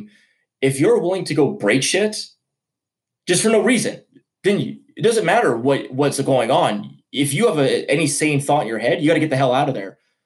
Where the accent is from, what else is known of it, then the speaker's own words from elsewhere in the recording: Canada; we're Canadian